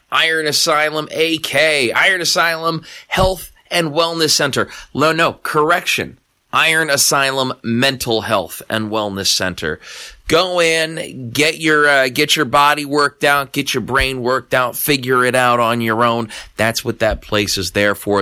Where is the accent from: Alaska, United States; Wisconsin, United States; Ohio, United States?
Alaska, United States; Anchorage; I'm from Anchorage